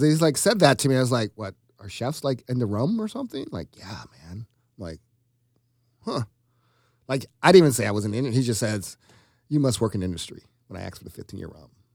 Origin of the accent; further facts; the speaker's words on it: Georgia, United States; moved away; I'm from Georgia